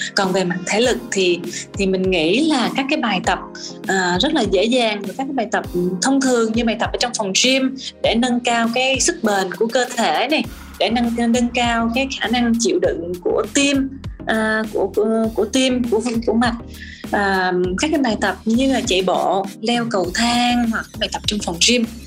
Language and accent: Vietnamese; Vietnam